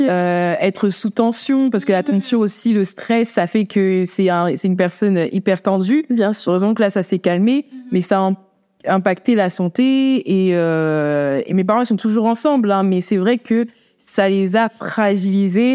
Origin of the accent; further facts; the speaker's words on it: France; je suis née en France.